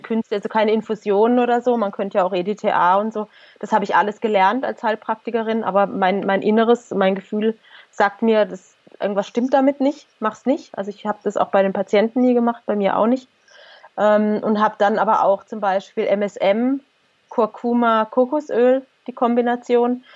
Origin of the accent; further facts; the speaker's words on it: Germany; wir sind halt Deutsche, wir sind sozusagen in unserem Land geboren